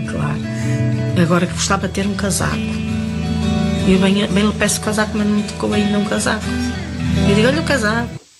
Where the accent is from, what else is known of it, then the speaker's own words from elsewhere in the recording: Lisbon, Portugal; Mas sou de Lisboa.